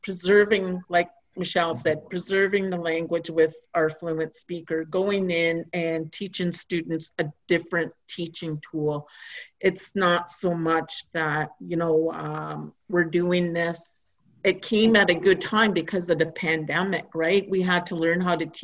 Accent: Christian Island, Ontario, Canada; English is a second language; moved away; I come from Christian Island

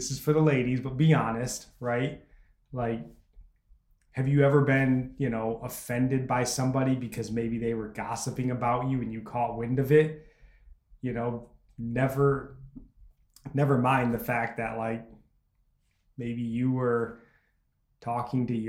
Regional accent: United States; as an American

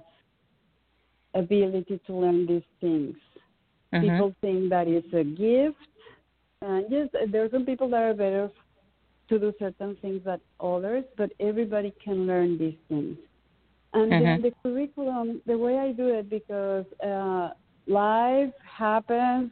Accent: Mexican Caribbean, Mexico; moved away as an adult; now in United States; When I grew up in the Caribbean, in the Mexican Caribbean

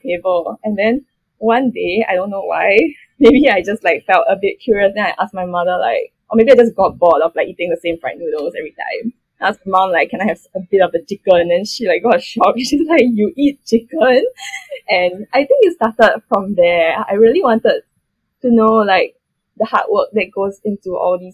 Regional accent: Singapore

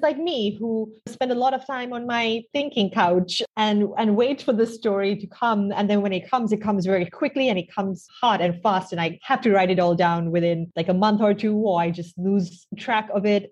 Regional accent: Sri Lanka; I grew up in Sri Lanka. I still live here now.

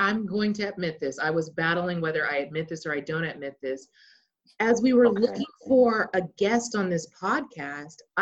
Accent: Dallas, Texas, United States; also born or lived in Austin, Texas / Louisiana; I still live in my hometown

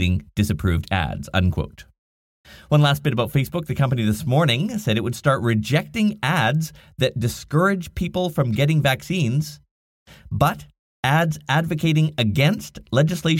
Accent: Nanaimo, British Columbia, Canada; my hometown called the Nanaimo Chronicles

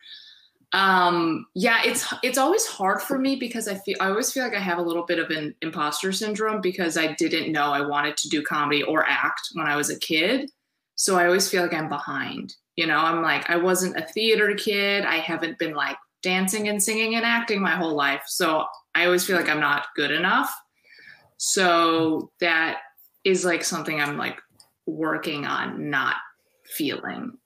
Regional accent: Chicago, Illinois, United States; I'm from Chicago

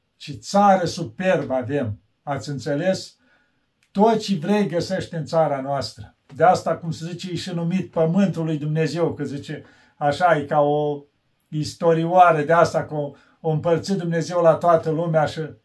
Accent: Romania; eu când spun că român

